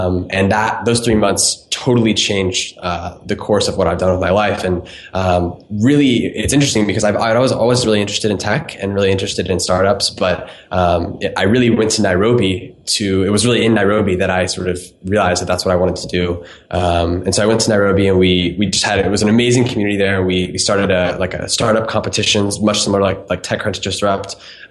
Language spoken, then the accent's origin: English; Florida, United States; I was born in Florida, grew up there